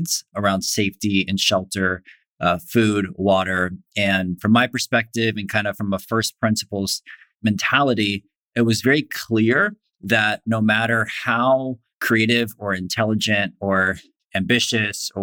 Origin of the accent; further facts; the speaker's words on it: Florida, United States; I grew up in Florida